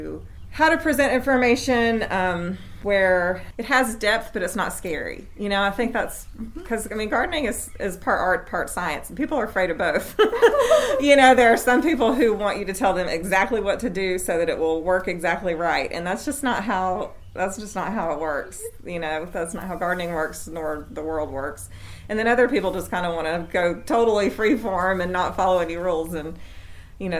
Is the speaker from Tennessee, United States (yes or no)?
yes; Athens, Tennessee, United States; moved away as an adult; also born or lived in Sewanee, Tennessee / Birmingham, Alabama; I was born and raised in East Tennessee, and I grew up in Athens, Tennessee, which is in McMinn County.